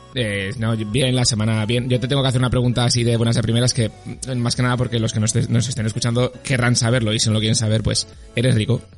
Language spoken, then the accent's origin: Spanish; Zaragoza, Aragon, Spain; soy de Zaragoza